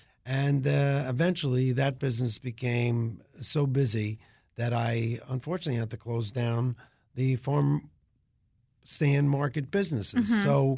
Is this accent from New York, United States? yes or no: yes; Long Island, New York, United States; moved away; I grew up on Long Island when it was in a transitional state from farms. Suburbs started encroaching on them. So there were farms actually around where I grew up, even though it was quote-unquote the suburbs.